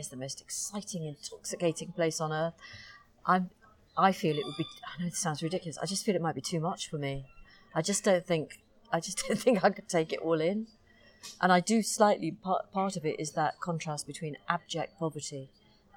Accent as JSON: {"language": "English", "town": "Crosby", "region": "North West England", "country": "United Kingdom", "tie": "born or raised there", "also_born_or_lived": "Liverpool", "said": "And obviously I grew up in Crosby, which is about 5 miles north of Liverpool"}